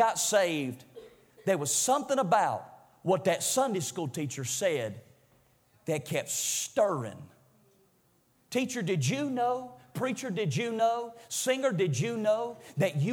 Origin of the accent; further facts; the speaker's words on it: Greensboro, United States; I'm from Greensboro